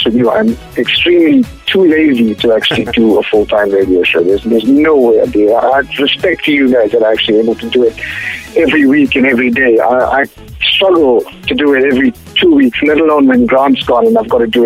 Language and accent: English; Durban, KwaZulu-Natal, South Africa; my hometown of Durban